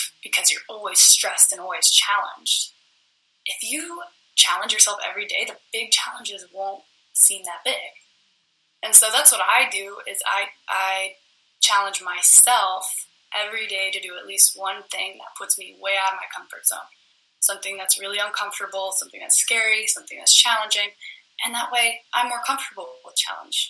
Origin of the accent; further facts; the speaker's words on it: United States; I was born in America.